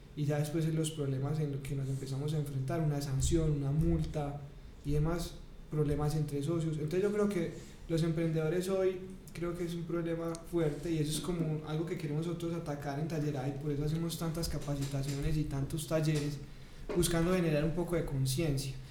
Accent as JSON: {"language": "Spanish", "area": "Paisa", "region": "Antioquia", "country": "Colombia", "also_born_or_lived": "Bogotá", "said": "como buen paisa, primíparo"}